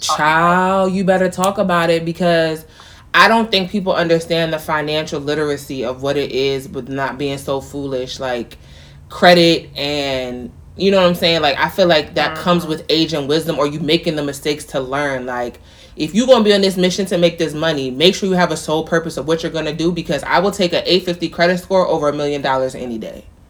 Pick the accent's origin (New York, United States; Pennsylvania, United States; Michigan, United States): New York, United States; near Mount Vernon; Mount Vernon, which is not far from where I grew up